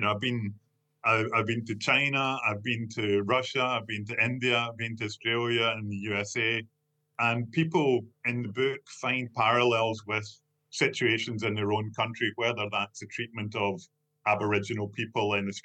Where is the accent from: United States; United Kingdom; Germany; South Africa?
United Kingdom; Kilmarnock, Scotland; moved away as an adult; also born or lived in Prague / Portugal / France / London; now in Glasgow, United Kingdom; in Kilmarnock, my hometown